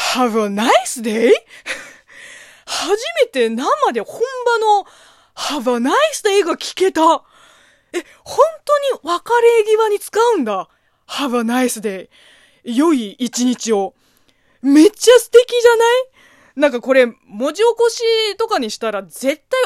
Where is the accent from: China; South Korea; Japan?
China; Japanese is a second language; moved away; 中国生まれ中国育ちの私